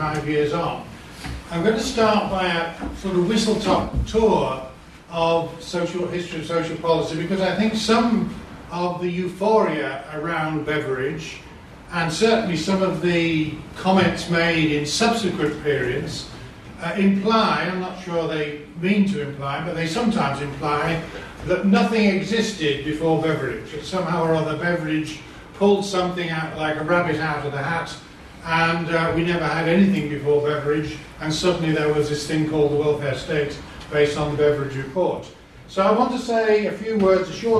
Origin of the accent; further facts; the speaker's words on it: Leeds, Yorkshire and the Humber, United Kingdom; I come from Leeds